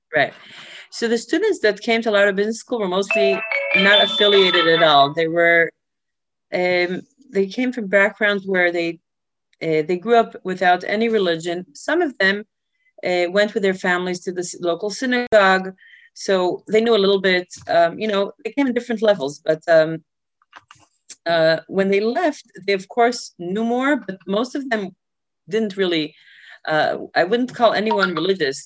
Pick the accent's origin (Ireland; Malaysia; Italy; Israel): Israel; Safed, Northern District; moved away as an adult; also born or lived in New York, United States; now in Vienna, Austria; when I was three, my parents decided to make Aliyah and moved to Israel. So I basically grew up in Sfat, um, a small town in the north